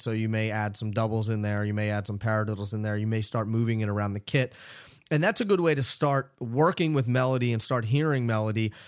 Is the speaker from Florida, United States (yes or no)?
no; Philadelphia, Pennsylvania, United States; I grew up in Philadelphia